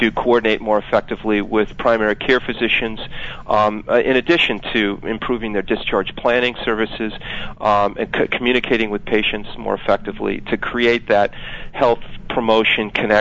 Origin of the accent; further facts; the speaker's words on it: Palo Alto, California, United States; moved away; also born or lived in Maryland; I grew up in Palo Alto